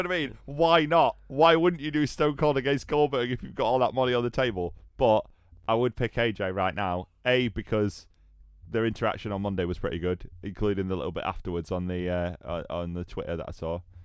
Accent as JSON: {"language": "English", "country": "United Kingdom", "said": "I'm British"}